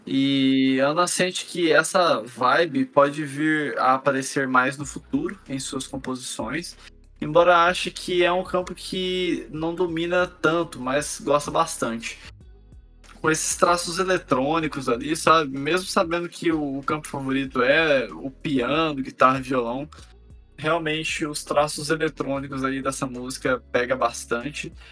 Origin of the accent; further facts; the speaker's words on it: Brazil; nós, como brasileiros